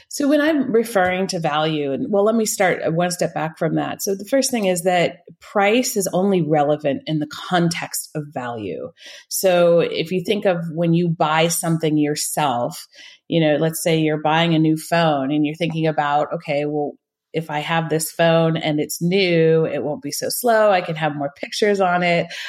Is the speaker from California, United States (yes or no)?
yes; northern California, United States; moved away as an adult; now in Switzerland; I grew up in the States in California, northern, the northern part of California